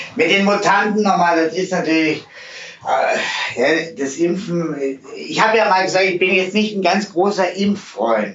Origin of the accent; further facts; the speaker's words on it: Swabia, Germany; ich bin geboren im Schwabenländle